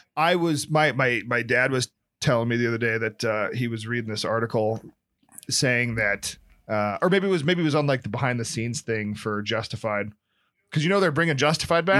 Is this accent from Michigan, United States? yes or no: no; Nebraska, United States; now in San Francisco, United States; being from Nebraska, I'm more Hick than my San Francisco counterparts